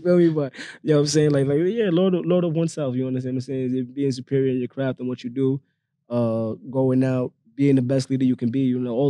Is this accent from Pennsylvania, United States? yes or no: no; New York City, New York, United States; Oh, and I'm from the Bronx, by the way.